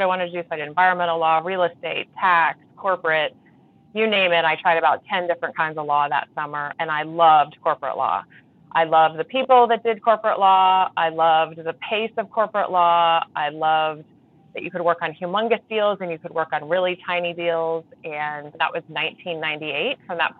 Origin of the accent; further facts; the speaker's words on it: Champaign, Illinois, United States; I grew up in Champaign, Illinois, in the heart of the heartland of the Midwest.